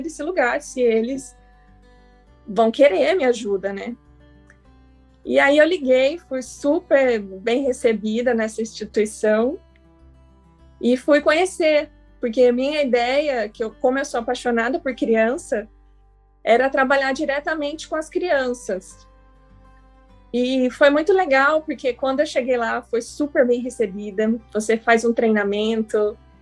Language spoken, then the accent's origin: Portuguese; São José dos Campos, São Paulo, Brazil; que eu sou de São José dos Campos